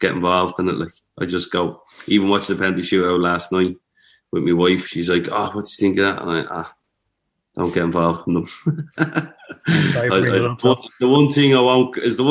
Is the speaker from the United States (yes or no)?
no; Tallaght, Leinster, Ireland; I'm actually proud of being from Talla. Like, if anyone asks me where you're from, I say Talla